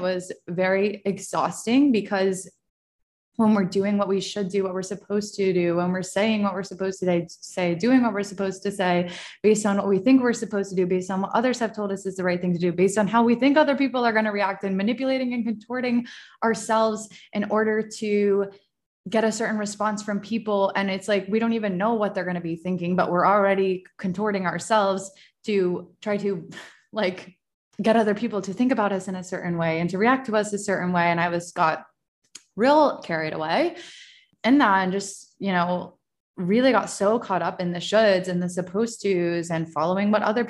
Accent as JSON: {"language": "English", "region": "Virginia", "country": "United States", "tie": "born there", "said": "It's also very interesting that I live in Virginia and I was born in Virginia and I'm like back where I was close to where I was born."}